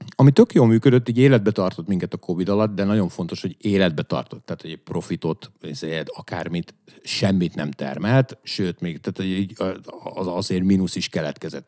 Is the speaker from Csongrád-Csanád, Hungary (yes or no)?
no; Püspökladány, Hajdú-Bihar, Hungary; moved away; amikor lementünk püspökladányba, mert hogy én onnan származom